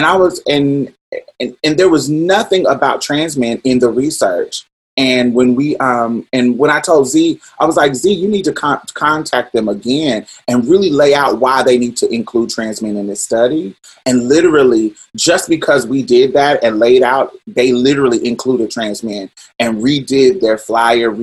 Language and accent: English; Indianapolis, Indiana, United States; growing up in Indianapolis, young in my teens